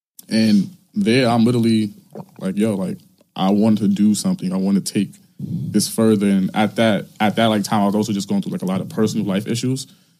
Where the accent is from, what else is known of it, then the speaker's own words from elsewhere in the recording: New York City, New York, United States; I grew up in Farragut Projects downtown mm-hmm. Brooklyn. You know, literally from like there is like, I went to like every single school that I went to was in Brooklyn.